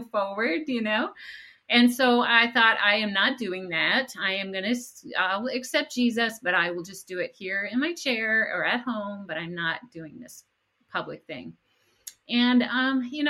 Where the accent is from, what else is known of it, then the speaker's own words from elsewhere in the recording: Rochester, New York, United States; I grew up in upstate New York, near the city of Rochester